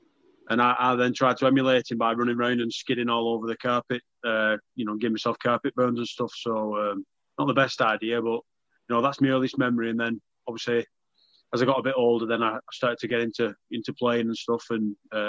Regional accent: Wigan, North West England, United Kingdom; Yeah, I mean, obviously Wigan's, it always has been rugby league mad.

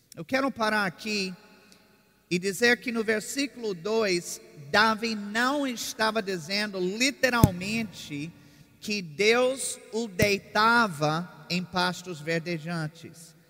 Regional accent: Virginia, United States; moved away as an adult; also born or lived in Oklahoma; now in Brazil; Eu sou do estado de Virgínia

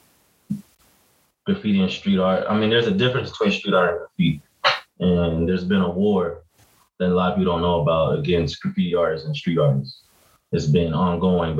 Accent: Los Angeles, California, United States; I'm from South Central Los Angeles

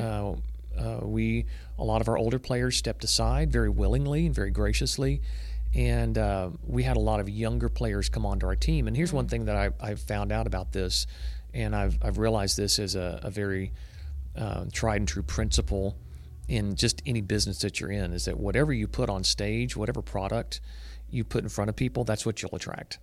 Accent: Waco, Texas, United States; growing up in Waco, Texas

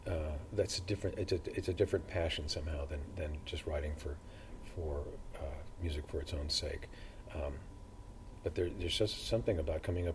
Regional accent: Los Angeles, California, United States; born or raised there; also born or lived in Brooklyn, New York / Dublin, Ireland; now in Galway, Ireland

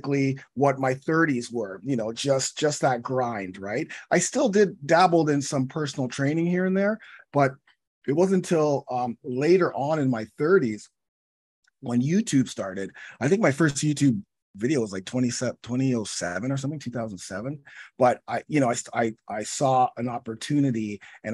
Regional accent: Toronto, Ontario, Canada; I'm from Toronto.

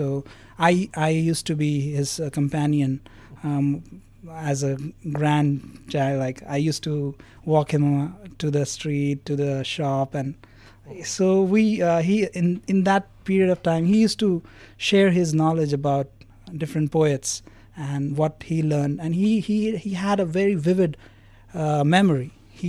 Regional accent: Satara, Maharashtra, India; I am basically from Satara.

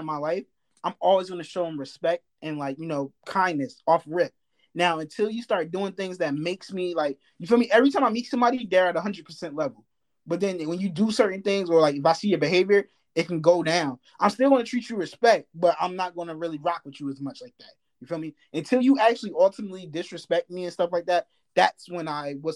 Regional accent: New Jersey, United States; moved away; I'm from Jersey

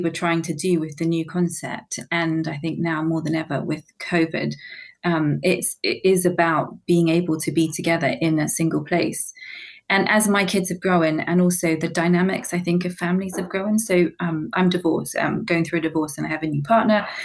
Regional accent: New Zealand; moved away as an adult; now in London, United Kingdom; originally, I was born and bred in New Zealand.

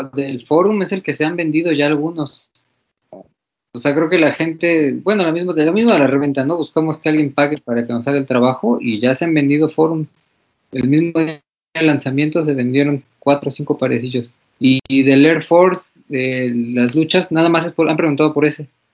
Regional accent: Mexico; como mexicano

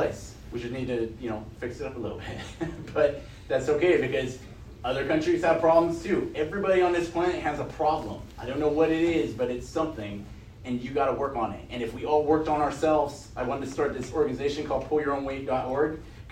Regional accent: California, United States; now in Texas, United States; I'm from California originally

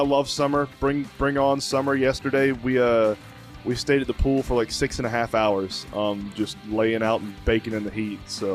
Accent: the South, United States; I grew up in the South.

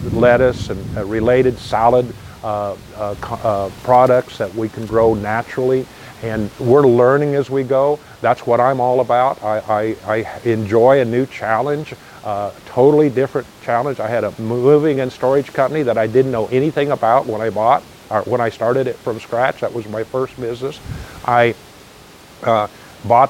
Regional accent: United States; I'm already an American

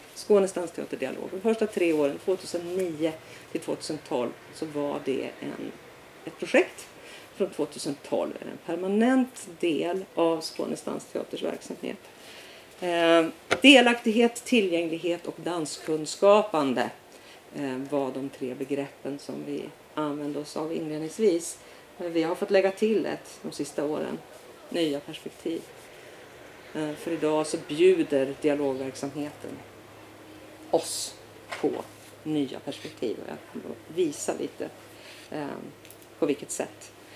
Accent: Umeå, Västerbotten County, Sweden; moved away; Född och uppvuxen i Umeå

